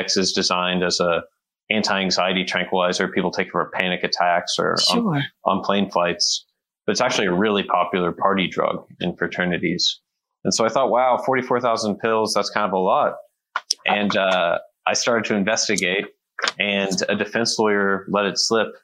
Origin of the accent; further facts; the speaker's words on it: Texas, United States; moved away as an adult; also born or lived in New York / Hanoi, Vietnam; I grew up in Texas, and then went to college in New York, and after college, lived in Vietnam, Hanoi, Vietnam for a year.